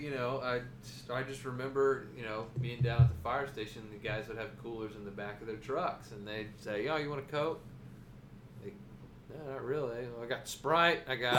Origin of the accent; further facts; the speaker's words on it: Ohio, United States; We Ohioans have had to switch from heat to air conditioning in the same day in our homes and vehicles.